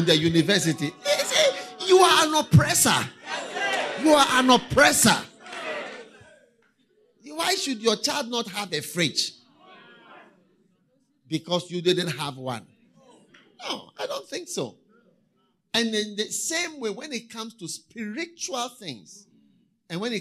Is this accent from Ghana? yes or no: yes; Ghana; in Ghana, when we were going to school, I remember when we were in university, first year